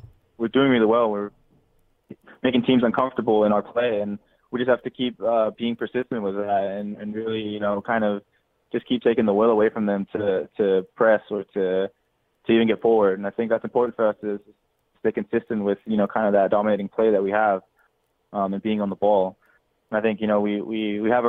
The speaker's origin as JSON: {"language": "English", "country": "Denmark", "tie": "born or raised there", "moved": "yes", "lives_now": "United States", "said": "I grew up in Denmark"}